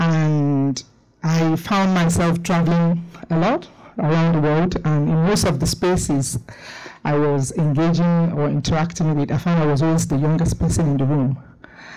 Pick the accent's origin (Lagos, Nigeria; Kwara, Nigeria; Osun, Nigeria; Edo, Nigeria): Lagos, Nigeria; I'm from Nigeria, particularly Lagos, the city of more.